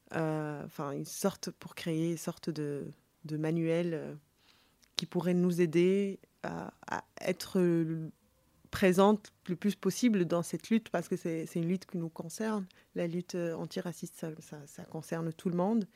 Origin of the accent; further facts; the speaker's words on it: Tunis, Tunis Governorate, Tunisia; je suis née à Tunis